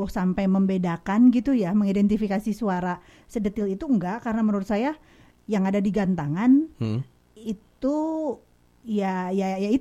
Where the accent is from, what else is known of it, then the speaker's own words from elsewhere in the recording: Kadipaten, West Java, Indonesia; Salah. Kadipaten.